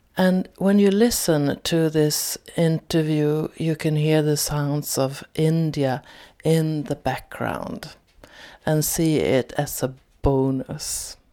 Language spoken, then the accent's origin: English; Sweden; I'm from Sweden